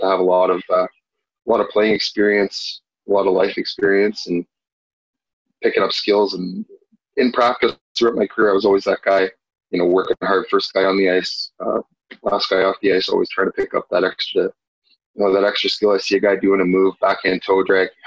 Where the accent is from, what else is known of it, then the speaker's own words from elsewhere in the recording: Ottawa, Ontario, Canada; Growing up in the Ottawa area, played minor hockey